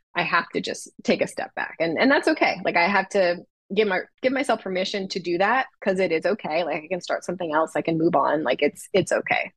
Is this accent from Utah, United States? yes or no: no; Los Angeles, California, United States; my hometown